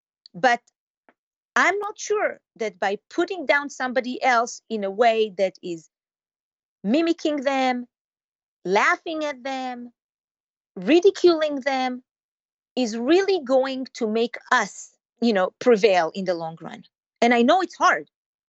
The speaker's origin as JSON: {"language": "English", "country": "Israel", "said": "maybe it's because I came from Israel directly into the Jewish community that greeted me with open arms."}